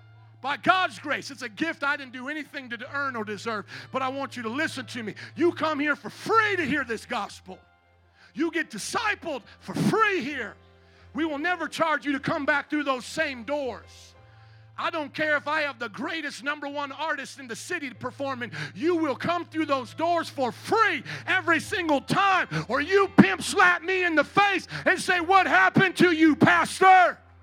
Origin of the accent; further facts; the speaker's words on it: Fort Wayne, Indiana, United States; now in Chicago, United States; I am a missionary from Fort Wayne, Indiana.